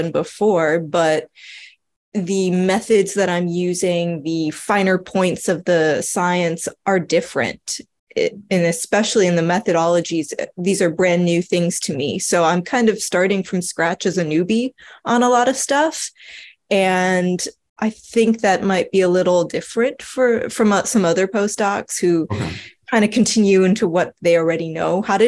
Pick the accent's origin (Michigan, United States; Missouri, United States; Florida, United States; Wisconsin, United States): Florida, United States; South; moved away as an adult; now in California, United States; I'm originally from South Florida